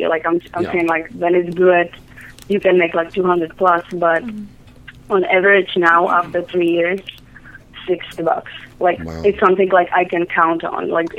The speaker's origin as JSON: {"language": "English", "country": "Czechia", "second_language": "English", "moved": "yes", "said": "I'm from Czech Republic."}